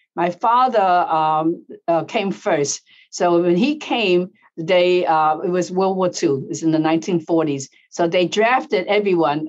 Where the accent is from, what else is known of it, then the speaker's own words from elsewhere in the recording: United States; I'm born in the United States, you know, but now I'm Asian American